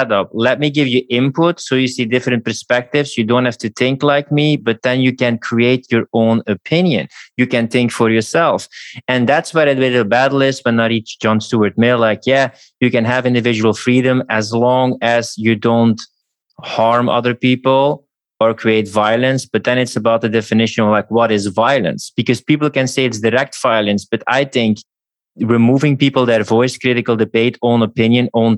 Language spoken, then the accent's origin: English; Belgium; I come from Belgium